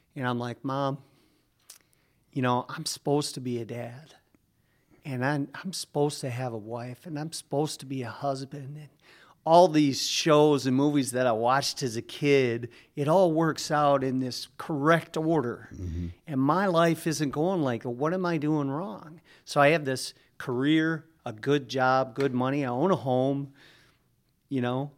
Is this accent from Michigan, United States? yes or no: yes; Norway, Michigan, United States; also born or lived in Minneapolis, Minnesota; in a town called Norway is where I grew up, went to high school